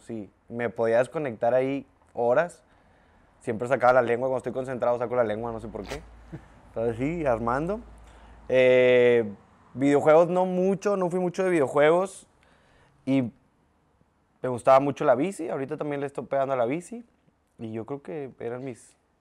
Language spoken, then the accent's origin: Spanish; Lindavista, Nuevo León, Mexico; En la Lindavista. De los 0 a los 18 años de mi vida en la Linda Vista.